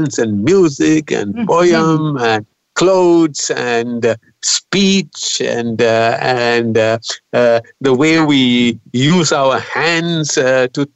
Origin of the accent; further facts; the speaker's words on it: George Town, Penang, Malaysia; I come from Penang, which is a UNESCO center for global diversity.